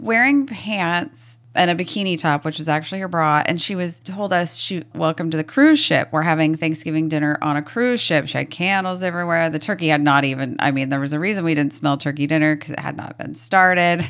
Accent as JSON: {"language": "English", "region": "Washington", "country": "United States", "tie": "born or raised there", "also_born_or_lived": "Montana", "said": "We have very little family here in the Pacific Northwest, or at least in Washington. Uh, when we moved over here when I was two"}